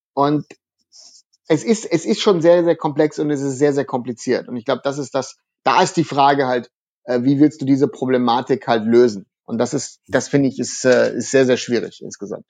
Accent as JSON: {"language": "German", "region": "North Rhine-Westphalia", "country": "Germany", "said": "bei uns im Westen von Deutschland in Nordrhein-Westfalen"}